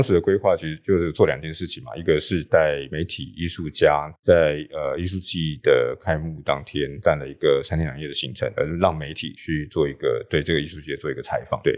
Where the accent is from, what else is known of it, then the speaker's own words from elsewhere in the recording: Taipei, Taiwan; 我的家乡大稻埕，因为我在大稻埕是。出生长大，然后家族在大稻埕住了好几代